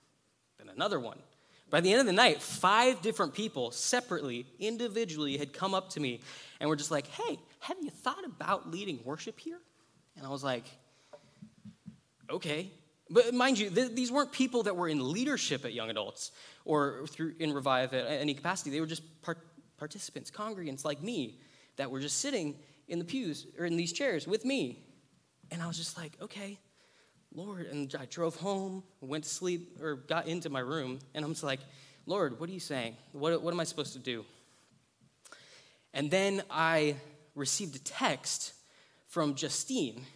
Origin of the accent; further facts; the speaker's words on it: Lompoc, California, United States; I'm from Lompoc.